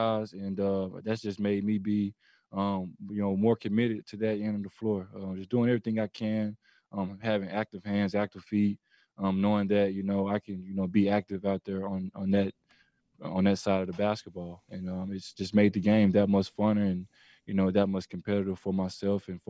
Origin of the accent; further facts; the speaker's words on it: Arkansas, United States; being from where I'm from Arkansas